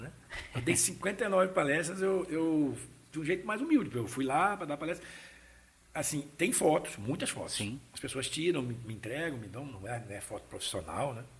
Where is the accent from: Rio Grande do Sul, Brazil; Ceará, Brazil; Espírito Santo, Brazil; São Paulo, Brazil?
Espírito Santo, Brazil; Vila Velha; also born or lived in Vitória; Eu nasci em Vitória, nasci em né? Vitória. né? Fui criado em Vila Velha, em Vila Nova, bairro de Vila Nova